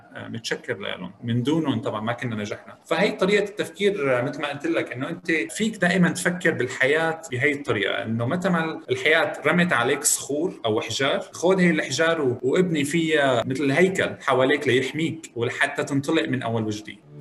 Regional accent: Damascus, Damascus Governorate, Syria; moved away as an adult; now in Antigonish, Canada; أنا ولدت بمدينة دمشق

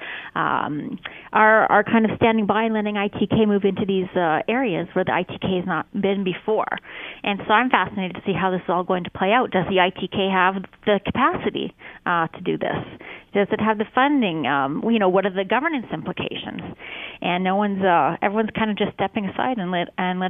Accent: Canada; as a Canadian

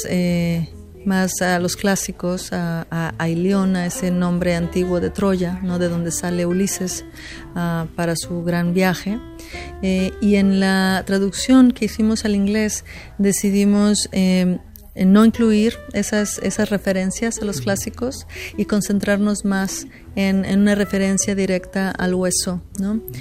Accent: Mexico; now in Houston, United States; soy escritora mexicana que vive en Estados Unidos

